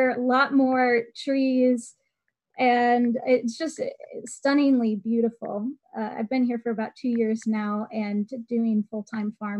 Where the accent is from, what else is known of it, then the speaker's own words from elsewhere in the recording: Madison, Wisconsin, United States; also born or lived in St. Louis, Missouri; I was born in St. Louis, but I was definitely raised in the Madison area.